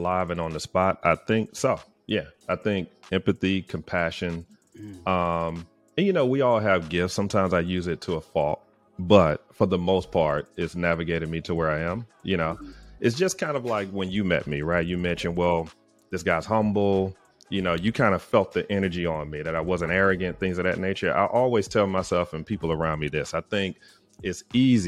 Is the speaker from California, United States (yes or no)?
no; Tuscaloosa, Alabama, United States; also born or lived in Huntsville, Alabama / Atlanta, Georgia; I'm from Tuscaloosa, Alabama